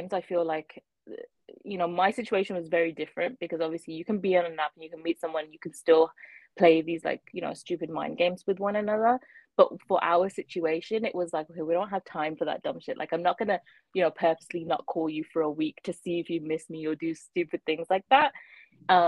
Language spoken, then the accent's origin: English; Birmingham, West Midlands, United Kingdom; moved away as an adult; also born or lived in London, United Kingdom; now in Ontario, Canada; I'm from Birmingham originally, and that's where like all my family is